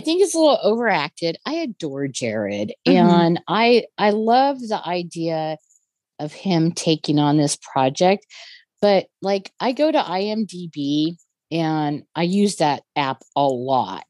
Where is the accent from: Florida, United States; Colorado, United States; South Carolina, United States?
Colorado, United States; near Telluride; my hometown is on is not very far away from Telluride.